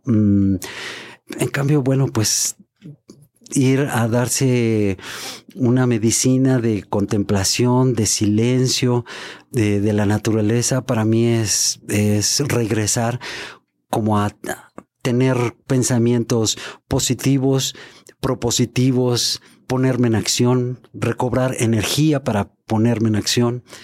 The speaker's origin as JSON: {"language": "Spanish", "country": "Mexico", "said": "soy mexicano"}